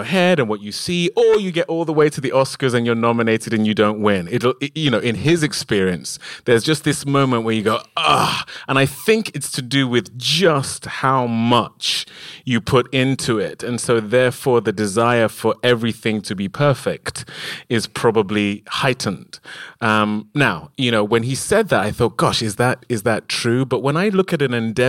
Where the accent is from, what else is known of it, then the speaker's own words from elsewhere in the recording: United Kingdom; we are British